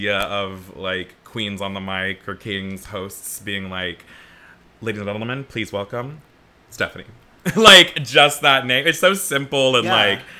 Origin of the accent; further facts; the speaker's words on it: Florida, United States; now in Chicago, United States; I'm from Florida